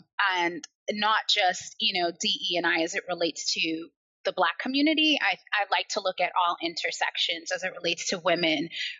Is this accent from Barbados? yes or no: yes; Barbados; accent: American; also born or lived in Liverpool, England / United States; So despite having an American accent, I was actually born in Liverpool. I was born in Toxteth. I was raised in Barbados and I was raised in the US and I've been back home in Liverpool for the last 10 years now.